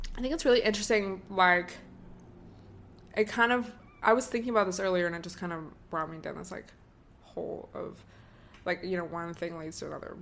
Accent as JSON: {"language": "English", "region": "Washington", "country": "United States", "tie": "born or raised there", "moved": "yes", "lives_now": "Southern California, United States", "said": "I grew up in Washington State"}